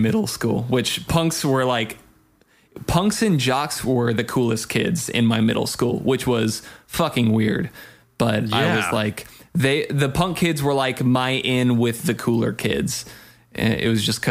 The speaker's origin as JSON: {"language": "English", "town": "Big Bear", "region": "California", "country": "United States", "tie": "born or raised there", "also_born_or_lived": "Apple Valley", "said": "I grew up in Big Bear and moved from Big Bear to Apple Valley when I started ninth grade"}